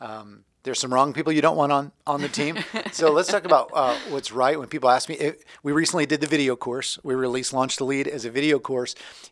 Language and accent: English; Florida, United States; So I'm from Florida.